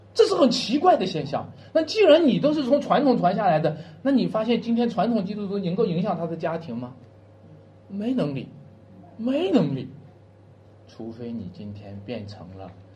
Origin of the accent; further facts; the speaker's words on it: China; 我们中国人就有一句话叫做，并从口入